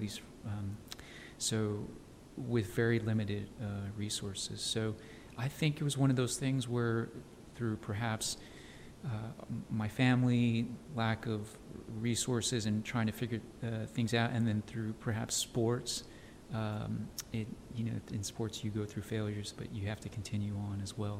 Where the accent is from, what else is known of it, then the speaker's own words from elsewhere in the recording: El Paso, Texas, United States; moved away as an adult; also born or lived in San Francisco / New York City; now in Dallas, United States; I grew up in El Paso